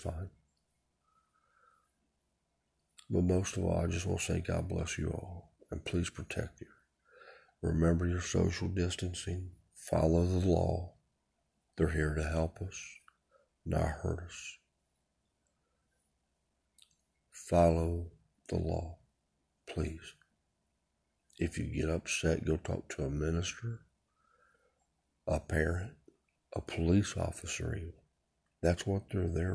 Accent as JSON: {"language": "English", "country": "United States", "said": "I'm an American"}